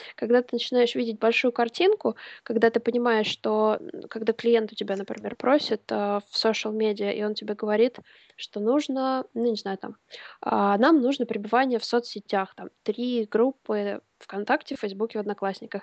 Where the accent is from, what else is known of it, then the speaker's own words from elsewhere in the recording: Smolensk, Smolensk Oblast, Russia; moved away as an adult; also born or lived in England; в высший университет я поступала в моем родном городе Смоленске